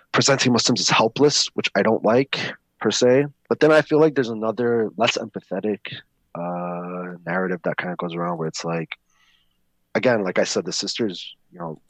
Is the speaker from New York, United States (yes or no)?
yes; New York, United States; I grew up in the Bronx.